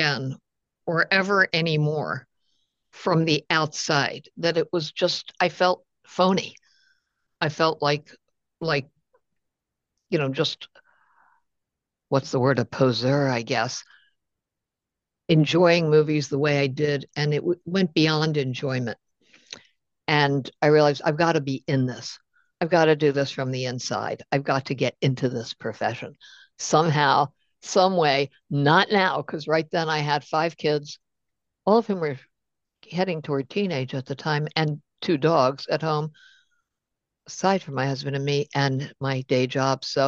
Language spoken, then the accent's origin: English; Baltimore, Maryland, United States; I'm from Baltimore. I grew up during the 60s.